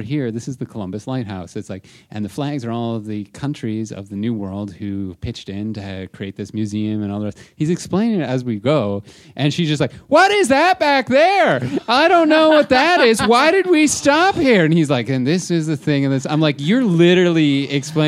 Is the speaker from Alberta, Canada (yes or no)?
no; Toronto, Ontario, Canada; we're from Toronto